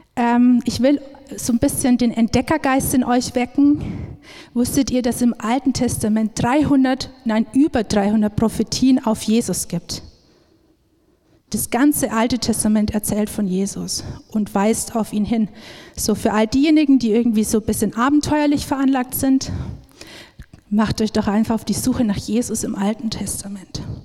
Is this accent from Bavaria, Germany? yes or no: yes; Upper Palatinate, Bavaria, Germany; now in Augsburg, Germany; wir kommen eigentlich aus der Oberpfalz